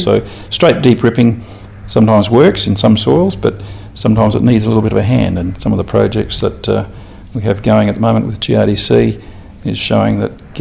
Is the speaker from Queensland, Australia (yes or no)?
yes; Toowoomba, Queensland, Australia; moved away as an adult; also born or lived in Oklahoma, United States; now in Western Australia, Australia; I'm from Toowoomba in Queensland